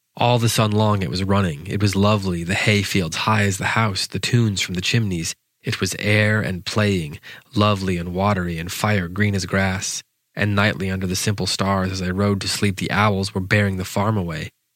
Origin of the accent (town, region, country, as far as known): United States